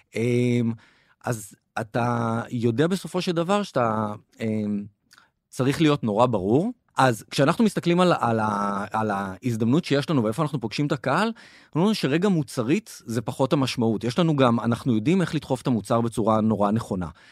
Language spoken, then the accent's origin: Hebrew; Israel; אנחנו כישראלים